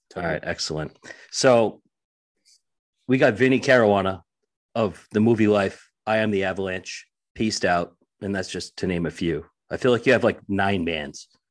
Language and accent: English; Lynn, Massachusetts, United States; I was born and raised in Lynn, Massachusetts